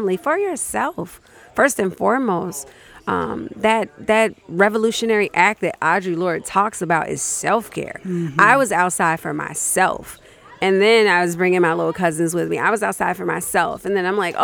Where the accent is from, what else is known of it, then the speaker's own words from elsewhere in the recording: Chicago, Illinois, United States; moved away as an adult; now in Minnesota, United States; I'm from Chicago